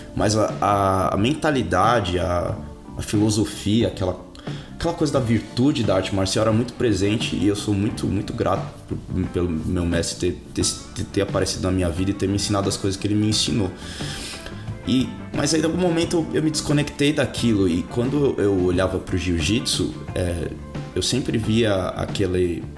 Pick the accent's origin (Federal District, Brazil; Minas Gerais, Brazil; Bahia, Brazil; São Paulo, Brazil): São Paulo, Brazil; also born or lived in Rio de Janeiro, Brazil; now in Auckland, New Zealand; Eu sou de São Paulo, você deve ter percebido pelo meu sotaque.